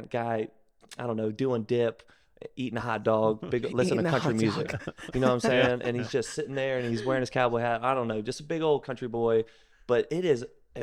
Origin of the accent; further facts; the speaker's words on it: Natchitoches, Louisiana, United States; moved away; I grew up in North Louisiana, Natchitoches area